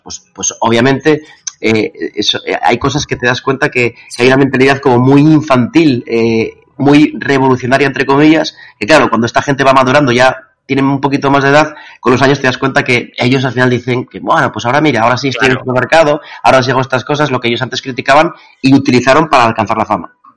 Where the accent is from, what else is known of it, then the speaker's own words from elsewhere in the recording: Asturias, Spain; soy asturiano